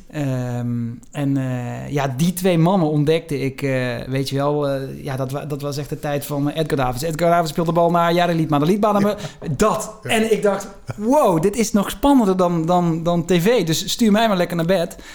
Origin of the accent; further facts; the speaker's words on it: southern Netherlands, Netherlands; accent: soft G; Ik heb die zachte G en dat ben ik ook heel erg.